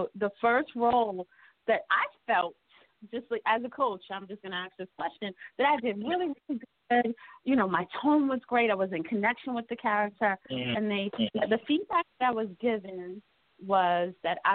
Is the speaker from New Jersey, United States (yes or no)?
yes; Montclair, New Jersey, United States; I grew up in Montclair